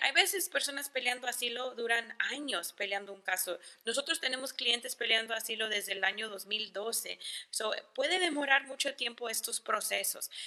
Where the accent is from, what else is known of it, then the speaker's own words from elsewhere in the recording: El Paso, Texas, United States; yo soy del Paso